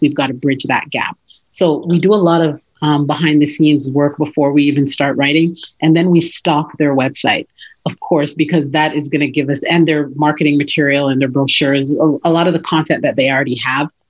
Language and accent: English; Toronto, Ontario, Canada; moved away; I was born and raised in Toronto